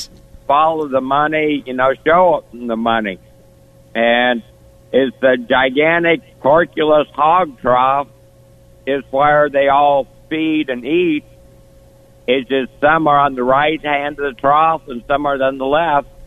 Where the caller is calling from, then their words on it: Iowa, United States; between uh, Des Moines and Iowa City.